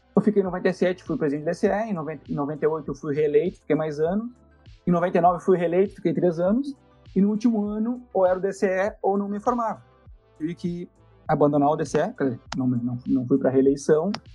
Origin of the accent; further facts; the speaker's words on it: Santa Maria, Rio Grande do Sul, Brazil; moro em Santa Maria, sou nascido, criado em Santa Maria